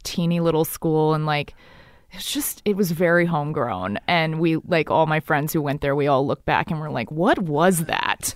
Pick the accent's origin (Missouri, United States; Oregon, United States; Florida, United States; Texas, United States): Texas, United States; Dallas; moved away; I grew up in Dallas, Texas